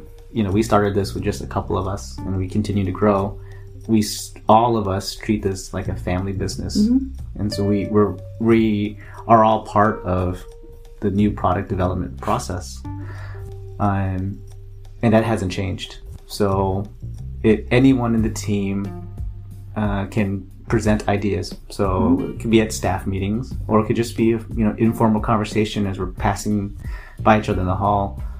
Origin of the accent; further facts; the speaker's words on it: San Diego, California, United States; oh, where are you guys from? I'm like, oh, San Diego